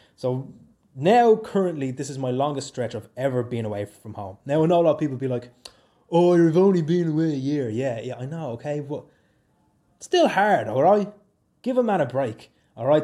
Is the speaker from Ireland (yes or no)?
yes; Swords, Leinster, Ireland; moved away as an adult; now in Oulu, Finland; I'm from Swords County, Dublin, in Ireland